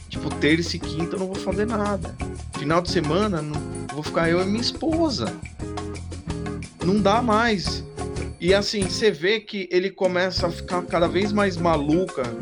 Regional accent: São Paulo, Brazil; capital do, de São Paulo.

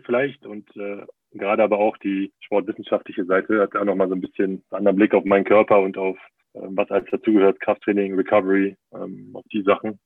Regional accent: Berlin, Germany; moved away as an adult; also born or lived in Trier / Bremen area / Munich; now in Bayreuth, Germany; bin ja auch gebürtiger Berliner

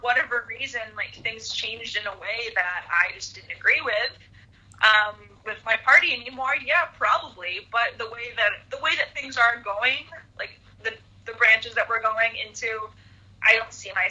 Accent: United States; the freedoms and the abilities that the Constitution has given me as an American

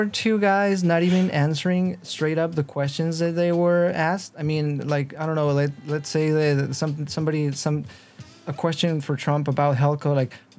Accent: Mexico; me being Mexican

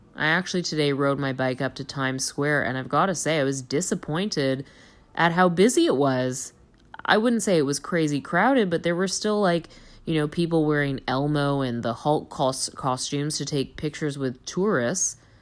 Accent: Toronto, Ontario, Canada; I'm from Toronto.

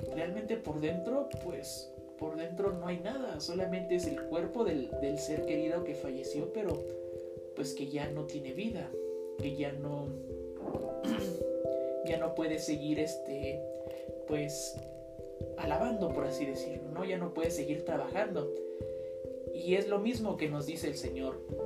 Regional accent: Mexico; nosotros somos la riqueza de México

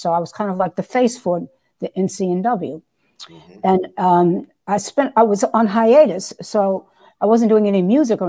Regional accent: New York City, New York, United States; I'm from New York City.

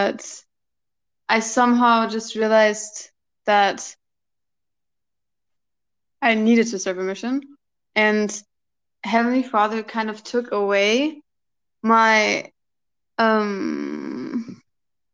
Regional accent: Germany; I'm from Germany

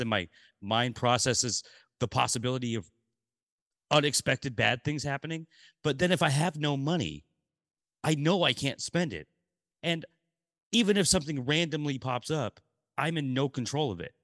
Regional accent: Portland, United States; when I was three, we moved to Portland, and I grew up in Portland

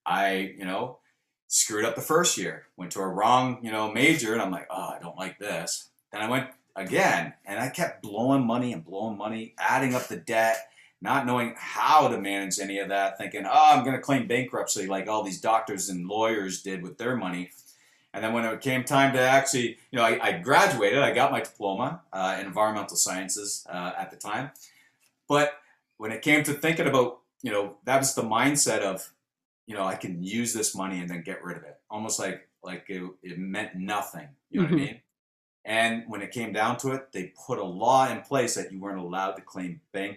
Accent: Brantford, Ontario, Canada; moved away as an adult; now in Texas, United States; I'm actually was raised in a city called Brantford

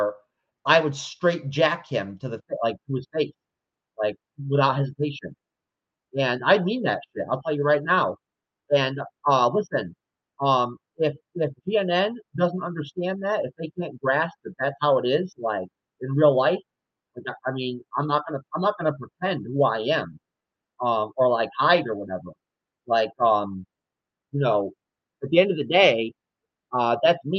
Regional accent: New York, United States; I'm from New York, born and raised.

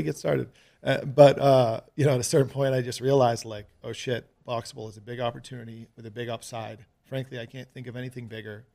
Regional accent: Greenwich, Connecticut, United States; moved away as an adult; also born or lived in New York City / California; now in Las Vegas, United States; Stamford's the town over from Greenwich where I grew up

